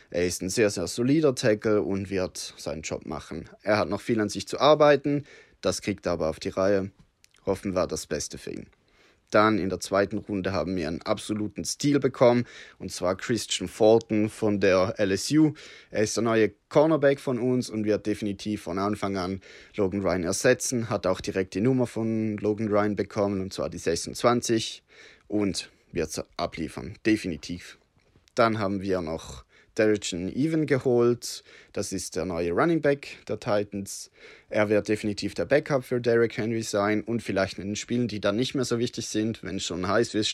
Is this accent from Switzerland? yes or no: yes; Switzerland; Entschuldigung für mein schlechtes Deutsch. Ich bin Schweizer, habe mir allerdings mir gegeben, dass ich nicht zu schweizerisch töne.